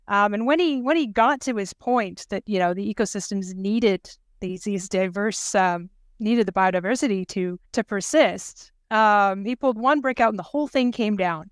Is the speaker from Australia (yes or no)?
no; Canada; moved away as an adult; now in Norway; I was raised in Canada, but I've been working on honeybees in, in Europe exclusively